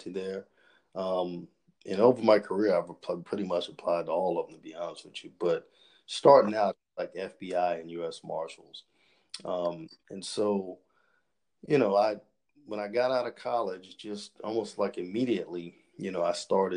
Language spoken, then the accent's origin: English; Charleston, South Carolina, United States; I am from Charleston, South Carolina. You know, I've born and raised my entire life